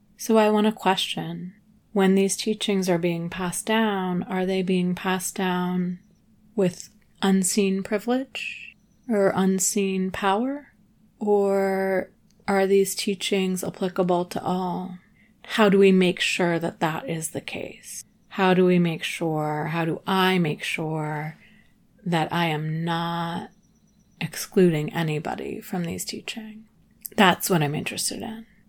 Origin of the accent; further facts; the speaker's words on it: New England, United States; also born or lived in Telluride, Colorado / Nashville / Ventura; now in Los Angeles, United States; I grew up in New England.